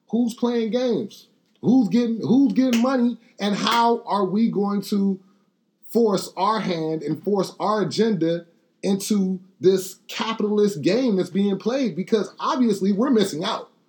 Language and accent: English; Texas, United States; You did not grow up in the 80s or the 90s celebrating Juneteenth. I did. I'm from Texas.